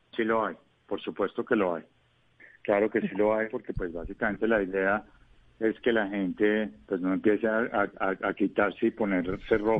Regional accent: Colombia

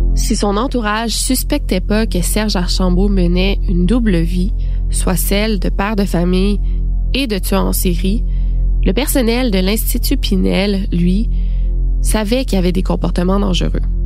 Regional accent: Quebec, Canada; chez nous, au Québec

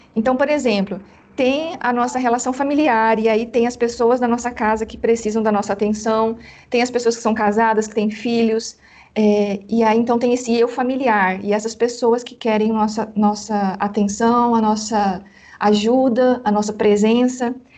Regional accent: Paraná, Brazil; now in Belo Horizonte, Brazil; eu sou do Paraná e moro em Belo Horizonte, Minas Gerais.

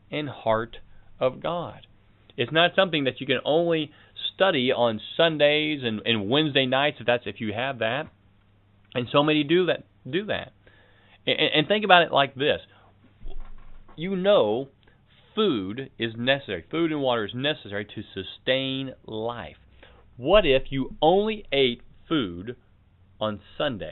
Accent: United States; As an American

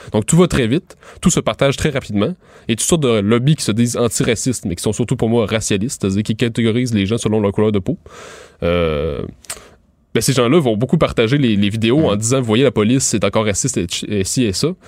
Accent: Montérégie, Quebec, Canada; moved away as an adult; now in Montreal, Canada; moi je viens de la, de Montérégie

